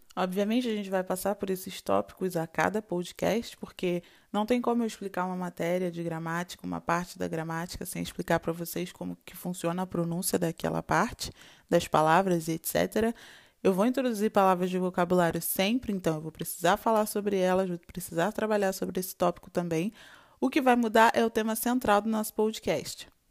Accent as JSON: {"language": "Portuguese", "region": "Rio de Janeiro", "country": "Brazil", "moved": "yes", "lives_now": "France", "said": "Je suis brésilienne et je suis venue de Rio."}